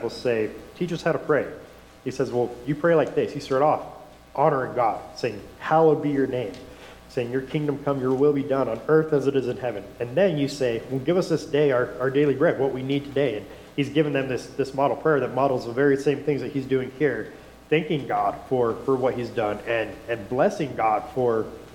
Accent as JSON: {"language": "English", "town": "West Valley City", "region": "Utah", "country": "United States", "tie": "born or raised there", "also_born_or_lived": "Wyoming", "said": "I grew up in West Valley City"}